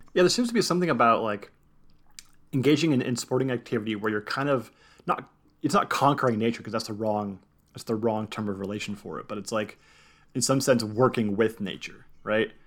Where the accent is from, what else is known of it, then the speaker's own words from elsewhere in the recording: Southern California, United States; growing up in Southern California